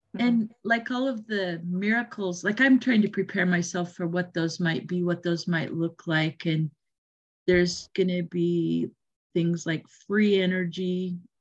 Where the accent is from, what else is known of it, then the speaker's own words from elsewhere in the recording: Utah, United States; now in Oregon, United States; I grew up in Utah